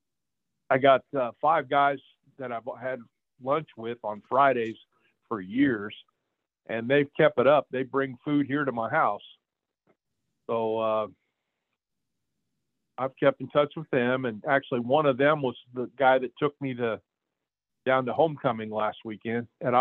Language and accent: English; Plainfield, Indiana, United States; I was born in Indianapolis, but I lived in Plainfield most of my life